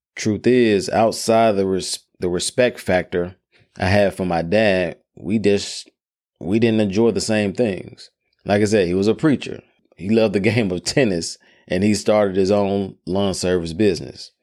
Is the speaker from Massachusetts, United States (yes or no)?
no; Memphis, Tennessee, United States; I grew up in Memphis, Tennessee, known as Hoop City